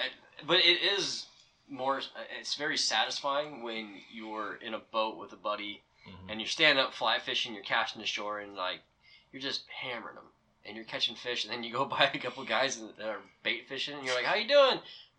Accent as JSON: {"language": "English", "region": "western Montana", "country": "United States", "tie": "born or raised there", "also_born_or_lived": "Eastern Washington", "moved": "yes", "said": "I grew up in western Montana"}